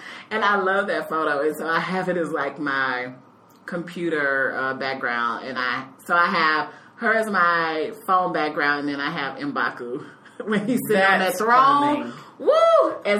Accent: Texas, United States; now in Chicago, United States; I am from Texas and have moved to Chicago.

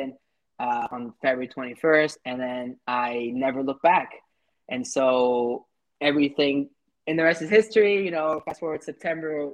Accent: Paris, Île-de-France, France; now in Montreal, Canada; I'm a 27-year-old entrepreneur based in Montreal, Canada. I was born and raised in Paris

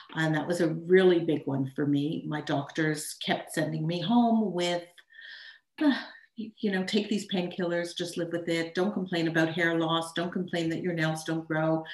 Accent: Montreal, Quebec, Canada; also born or lived in Tucson, Arizona; I'm from Montreal, Canada

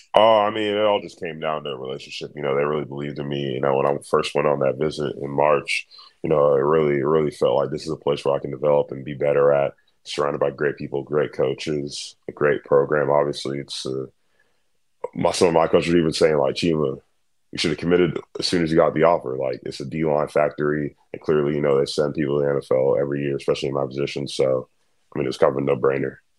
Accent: Dallas, Texas, United States; I was born in Dallas. I've lived uh, in the United States my whole life.

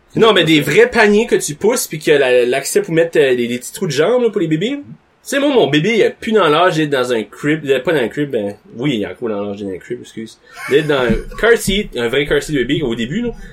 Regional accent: Nicolas-Denys, New Brunswick, Canada; moved away; quand j'étais par chez nous, en Haut-Nicolas-Denis

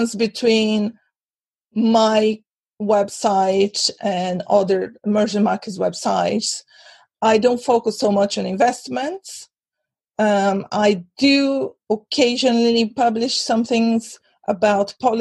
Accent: Brazil; also born or lived in London; now in Europe; I'm originally from Brazil, but I've been living in Europe for almost 20 years.

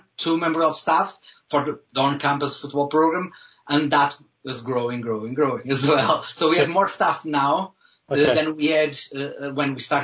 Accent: Viana do Castelo, Norte, Portugal; English is a second language; moved away as an adult; now in Wales, United Kingdom; I'm from the north of Portugal, a small city, Viana do Castelo, a small city in the north of Portugal

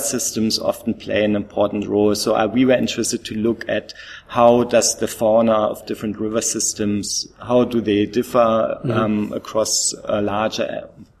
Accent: East Germany, Germany; first language German; English is a second language; moved away as an adult; now in Australia; I was raised in East Germany

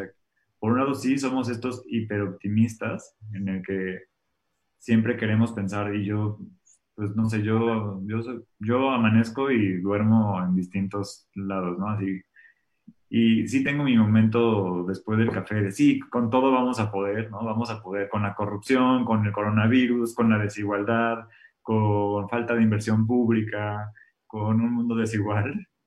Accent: Mexico; Y aunque yo sí creo que los mexicanos, aunque si te soy sincero, no sé si somos los mexicanos o los humanos

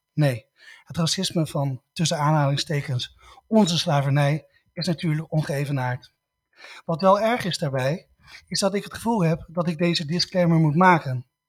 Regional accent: Netherlands; wij als Nederlanders

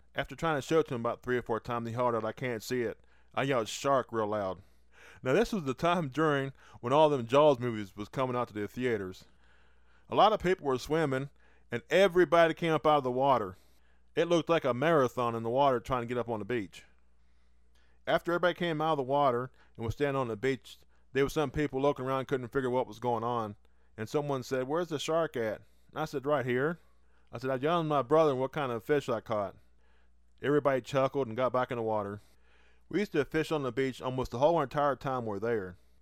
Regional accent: West Virginia, United States; born or raised there

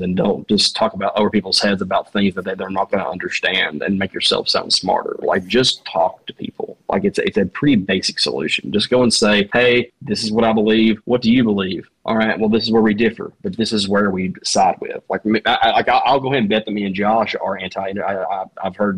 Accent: the South, United States; accent: Southern; I'm from the South and they hear my accent

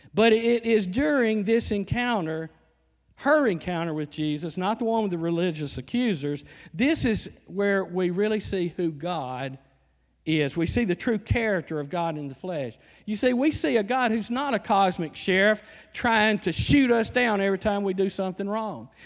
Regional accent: Alabama, United States; moved away; I'm from Alabama

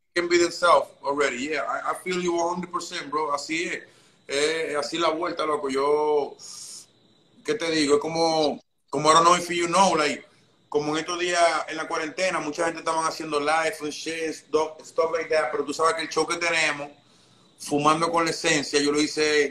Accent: Dominican Republic; also born or lived in Santo Domingo; now in New York, United States; yo nací en República Dominicana

